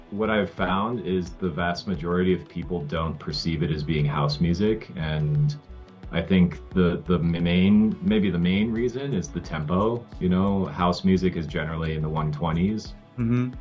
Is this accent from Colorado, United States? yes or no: yes; Colorado, United States; now in Lake Atitlán, Guatemala; where I grew up in Colorado